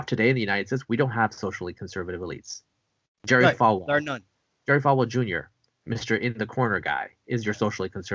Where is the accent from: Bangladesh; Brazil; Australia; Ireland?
Bangladesh; moved away; I was born in Bangladesh. Just want to make clear I'm not technically Indian.